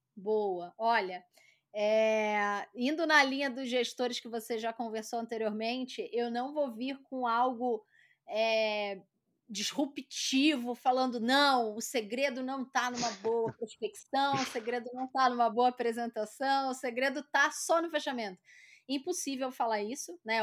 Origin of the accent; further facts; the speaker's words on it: Rio de Janeiro, Brazil; accent: carioca; moved away as an adult; now in São Paulo, Brazil; eu sou carioca, né? Esse sotaque puxado